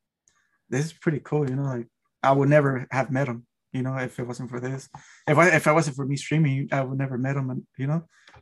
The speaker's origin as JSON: {"language": "English", "town": "Oxnard", "region": "California", "country": "United States", "said": "I'm Oxnard"}